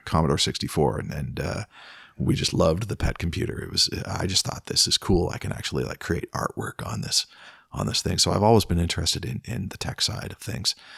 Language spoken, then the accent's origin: English; Peterborough, Ontario, Canada; I grew up in Peterborough